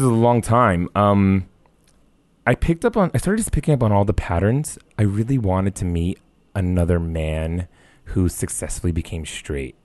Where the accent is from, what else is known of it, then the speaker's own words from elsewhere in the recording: New York City, New York, United States; I grew up in the New York City area